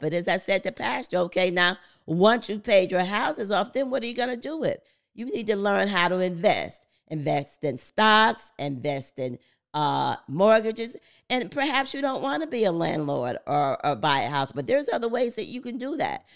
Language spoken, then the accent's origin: English; Paterson, New Jersey, United States; I'm from the Christopher Columbus Projects, the C C P, Building four fifteen C, Patterson, New Jersey. Grew up in po-, poverty